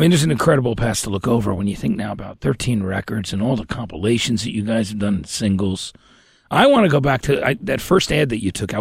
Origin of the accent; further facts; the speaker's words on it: New Jersey, United States; we're both from, we're all from Jersey